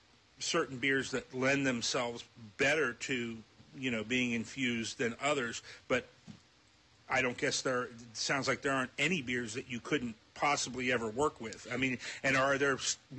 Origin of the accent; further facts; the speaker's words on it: Loveland, Ohio, United States; I grew up in Loveland and knew people from Sharonville and from Pisgah and all that when I was in high school